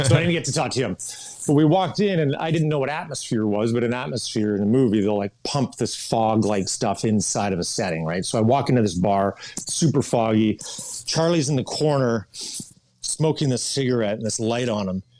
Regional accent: Kamloops, British Columbia, Canada; I grew up in Kamloops, British Columbia, Canada

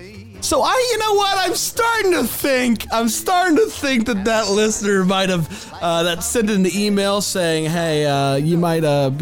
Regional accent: Florida, United States; I grew up in Florida

